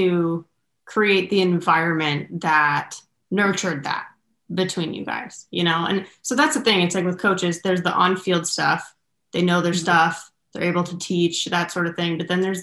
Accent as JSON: {"language": "English", "region": "Southern California", "country": "United States", "said": "I'm from Southern California, went to Northern California."}